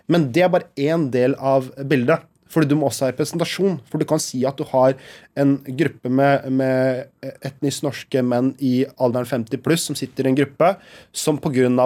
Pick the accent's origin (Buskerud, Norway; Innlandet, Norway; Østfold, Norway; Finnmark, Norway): Østfold, Norway; Halden; Jeg er fra Halden, altså.